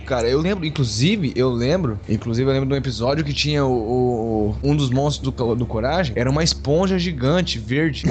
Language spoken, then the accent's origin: Portuguese; Três Lagoas, Mato Grosso do Sul, Brazil; now in São José do Rio Preto, Brazil; eu sou de Três Lagoas, e aí o povo ficou lá e eu vim pra cá, pra Rio Preto